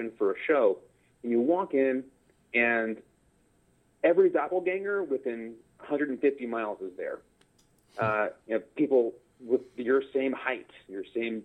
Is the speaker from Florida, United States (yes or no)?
no; Baton Rouge, Louisiana, United States; moved away as an adult; also born or lived in Syracuse / Pittsburgh; originally, I grew up in Baton Rouge, Louisiana. I was there until I graduated from college, and then I went all over the Northeast